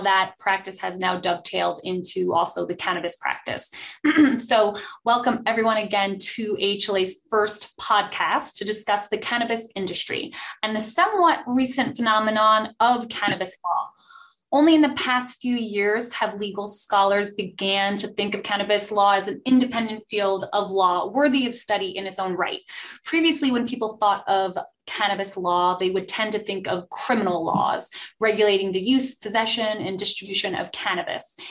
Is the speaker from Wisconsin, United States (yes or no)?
no; New Jersey, United States; I am from New Jersey